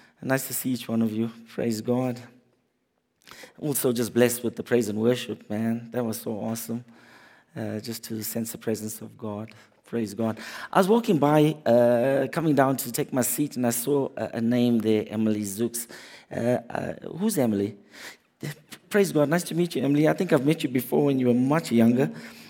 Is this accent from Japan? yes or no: no; South Africa; moved away as an adult; now in Canada; I came from South Africa with two kids.